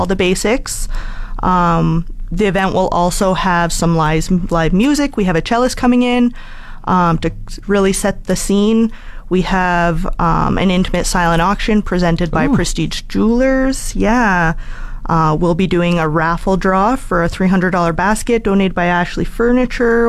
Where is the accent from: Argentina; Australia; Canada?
Canada; Edmonton, Alberta; moved away as an adult; now in Fort McMurray, Canada; I'm from Edmonton, born and raised originally